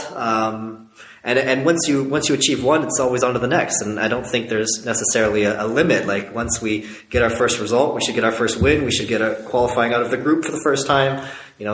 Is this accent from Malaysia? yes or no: no; Canada